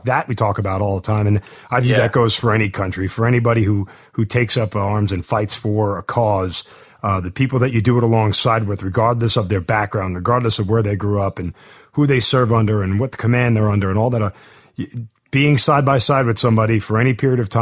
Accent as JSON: {"language": "English", "country": "United States", "said": "as an American"}